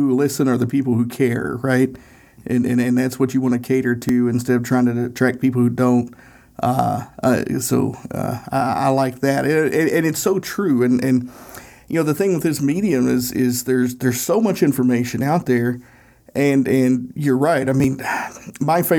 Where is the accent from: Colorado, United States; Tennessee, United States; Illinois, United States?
Tennessee, United States; Northeast; accent: Tennessee accent; We're both from Northeast Tennessee